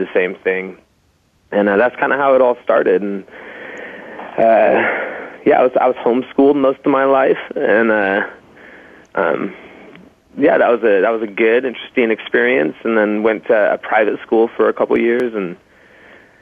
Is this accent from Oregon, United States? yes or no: yes; Portland, Oregon, United States; also born or lived in Colorado Springs, Colorado; I was born in Colorado Springs. Moved here when I was pretty little, and I've been in Portland ever since